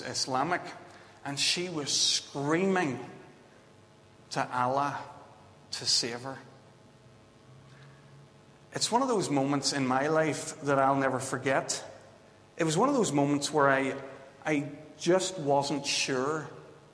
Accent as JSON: {"language": "English", "area": "Belfast / Bangor", "region": "Northern Ireland", "country": "United Kingdom", "also_born_or_lived": "Vancouver", "said": "I was flying home from Vancouver to Belfast and then on to Bangor to see Claire and to get married"}